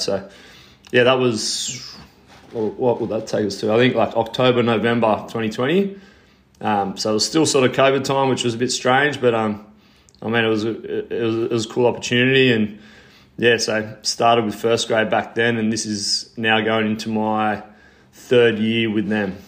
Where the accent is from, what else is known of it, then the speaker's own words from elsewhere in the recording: Sydney, New South Wales, Australia; I'm from Sydney in Australia.